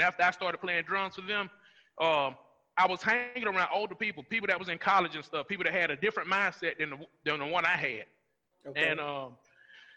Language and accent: English; Rome, Georgia, United States; I grew up in Rome, Georgia. I grew up in East Rome, and then we transitioned to North Rome